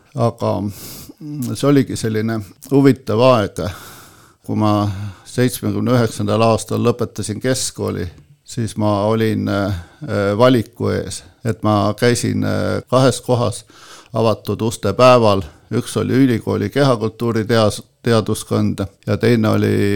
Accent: Põltsamaa, Jõgeva County, Estonia; ma olen sündinud äh, Põltsamaal, üles kasvanud Põltsamaal, koolis käinud Põltsamaal

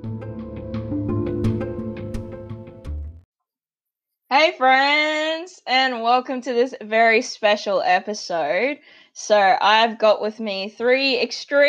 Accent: Australia; I've been lucky enough to be born and grow up in Australia

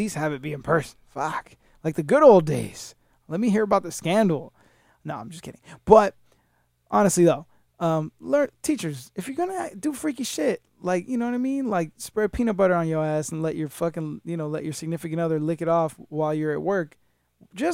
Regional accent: New York City, New York, United States; now in Florida, United States; I was born in New York City

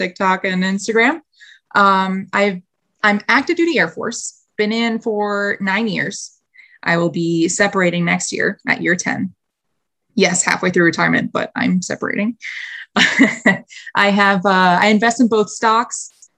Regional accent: White Plains, New York, United States; moved away as an adult; also born or lived in North Carolina; born and raised in White Plains, New York. It's just like 30, 45 minutes north of the city

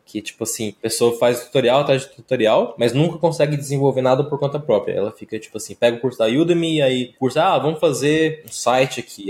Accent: interior of Goiás, Brazil; sou aqui do interior de Goiás

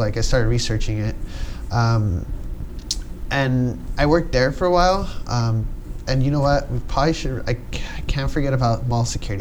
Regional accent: Los Angeles, California, United States; moved away as an adult; now in Lakewood, United States; I was born and raised here in San Pedro

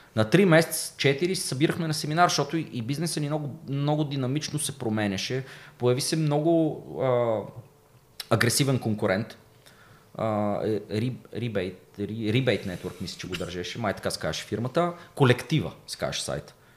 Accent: Plovdiv, Plovdiv Province, Bulgaria; аз съм от Плодив, квартал Тракия, доста голям панелен квартал. Та всички от квартала ме знаеха

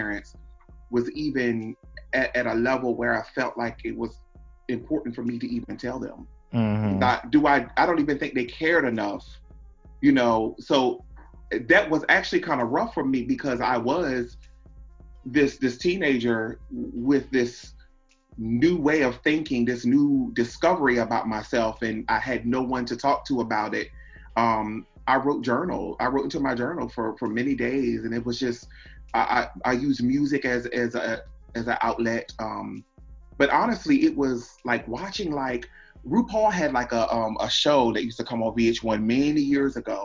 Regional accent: Seaford, Delaware, United States; I'm from Seaford, which is like the lower part

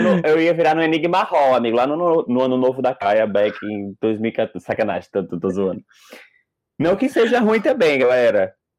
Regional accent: Northeast Brazil, Brazil; eu sou nordestino

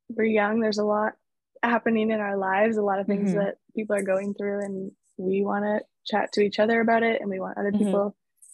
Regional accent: Toronto, Ontario, Canada; We're both from Toronto

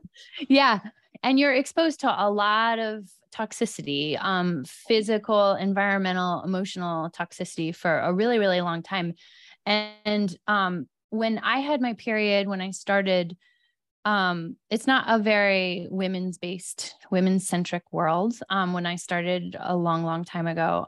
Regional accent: East Coast, United States; now in Los Angeles, United States; I'm from the East Coast

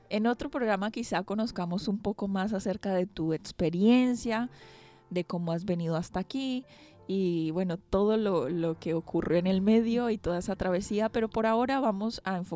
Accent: Iquitos, Loreto, Peru; moved away as an adult; now in Basque Country, Spain; yo soy de la ciudad de Iquitos

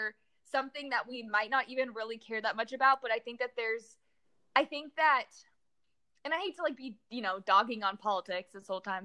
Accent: Danville, California, United States; moved away as an adult; also born or lived in College Station, Texas; now in Houston, United States; I was born and raised in San Francisco, literally till I came to college at A&M.

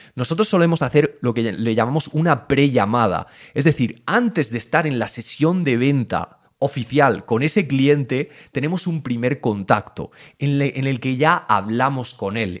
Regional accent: Region of Murcia, Spain; soy de Murcia o soy de un pueblo muy pequeño de Murcia

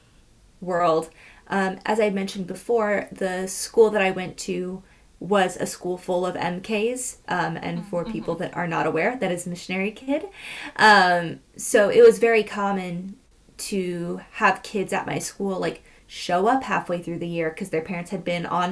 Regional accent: California, United States; growing up in California, you learned about the California missions

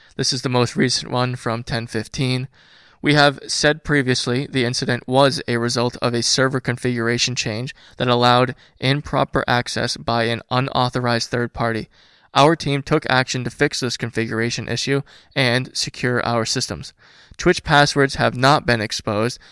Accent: United States; being American

